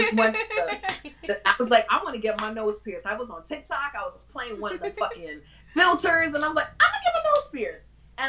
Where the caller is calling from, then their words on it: Bronx, New York, United States; Oh, Bronx.